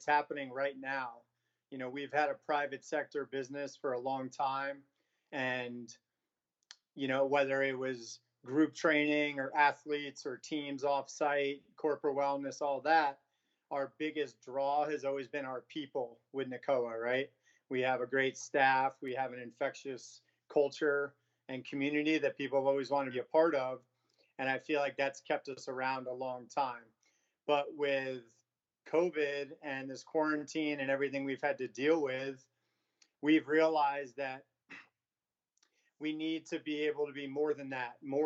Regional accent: New York, United States; moved away as an adult; now in San Diego, United States; I'm from New York originally, moved to San Diego about 15 years ago

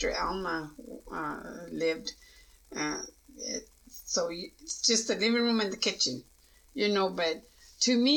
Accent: Pecos, Texas, United States; I grew up in Pecos, and to me it was kind of, well, I better say it, racist

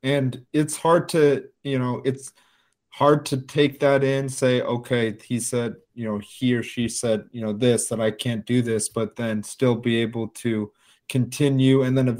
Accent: United States; we who are born and raised in America

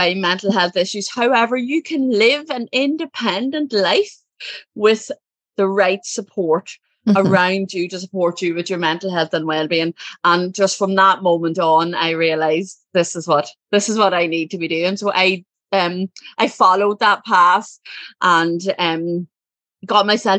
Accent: Ireland; I'm from Ireland. I come from a family. There's six children. I'm the second. And, pretty typical Irish childhood

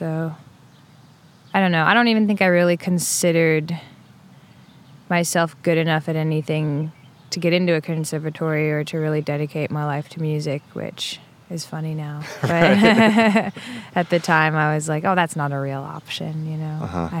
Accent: Paris, Île-de-France, France; also born or lived in Italy / England; Yeah, I grew up mostly in Paris. I grew up moving around a little bit in Europe. I was born in Italy and lived in England and Paris and Italy.

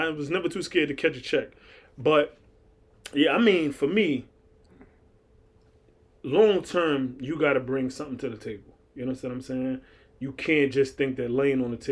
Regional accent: New York City, New York, United States; I'm from Far Rockaway

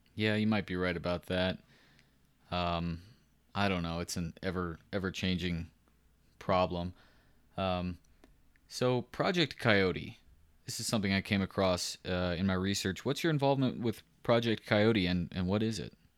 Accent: Central Texas, United States; I grew up in Central Texas

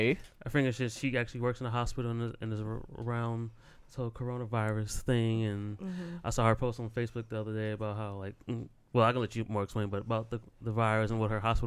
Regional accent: Cleveland, Ohio, United States

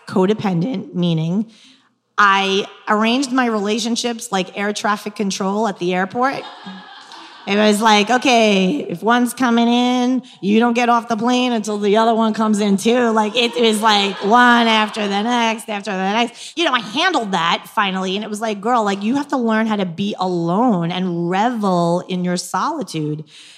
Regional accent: New York, United States; accent: New York; moved away; also born or lived in New Jersey; I'm from New York too

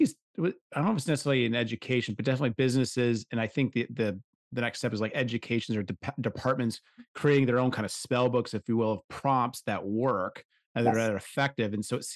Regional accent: Washington, United States; born there; Cause I was telling him, I was like, cause I was born out in Washington. I love that state.

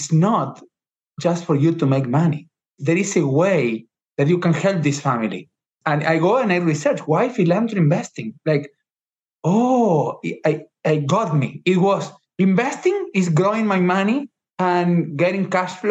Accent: Argentina; moved away as an adult; now in United States; I was born in Argentina

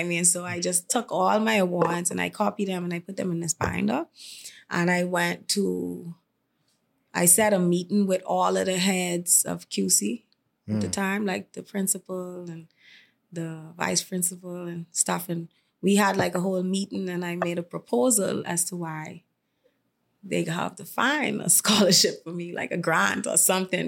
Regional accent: Carmichael, New Providence, Bahamas; I was born and raised in Kamaika

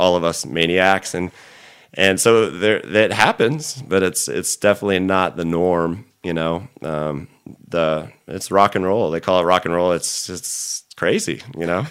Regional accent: Orange County, California, United States; also born or lived in San Clemente / Fallbrook / Los Angeles; I'm from Orange County originally

